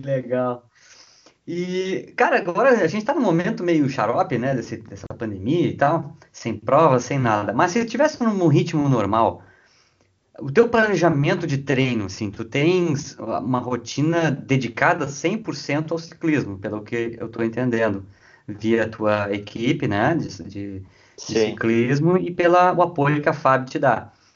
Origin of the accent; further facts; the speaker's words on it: Rio Grande, Rio Grande do Sul, Brazil; eu estou agora em Rio Grande, né, minha cidade natal